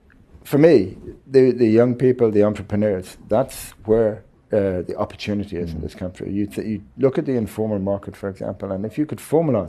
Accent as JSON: {"language": "English", "town": "Dublin", "region": "Leinster", "country": "Ireland", "tie": "born or raised there", "moved": "as an adult", "lives_now": "Zimbabwe", "said": "So I was born in Dublin, in Ireland, and I grew up there."}